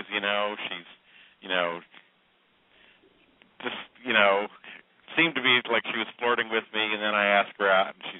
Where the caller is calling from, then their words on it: Indianapolis, Indiana, United States; Uh, … in Indianapolis, 50 years old. Called you before.